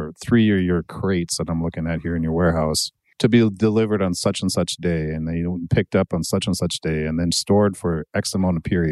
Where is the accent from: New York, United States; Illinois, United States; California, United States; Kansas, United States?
New York, United States; Buffalo; my hometown of Buffalo